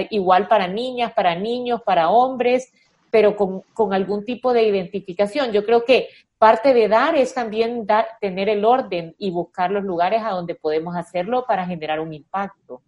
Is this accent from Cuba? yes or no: no; El Salvador